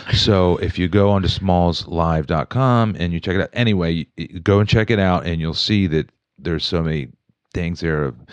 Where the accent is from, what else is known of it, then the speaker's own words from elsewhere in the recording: Wheeling, West Virginia, United States; moved away as an adult; also born or lived in Morgantown, West Virginia; now in Pittsburgh, United States; when I grew up in Wheeling, the city to me was Pittsburgh